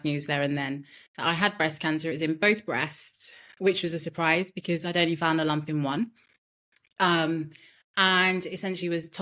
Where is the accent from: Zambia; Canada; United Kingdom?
United Kingdom; born or raised there; also born or lived in Nigeria